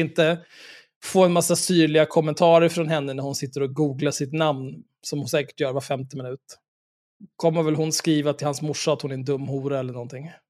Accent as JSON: {"language": "Swedish", "town": "Stockholm", "region": "Stockholm County", "country": "Sweden", "said": "Stockholm, där jag kommer ifrån"}